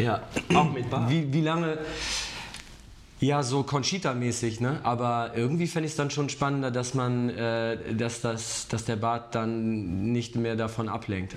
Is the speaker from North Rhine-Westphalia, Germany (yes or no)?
yes; Cologne area, North Rhine-Westphalia, Germany; now in Munich, Germany; ich komme ja eigentlich aus der Kölner Ecke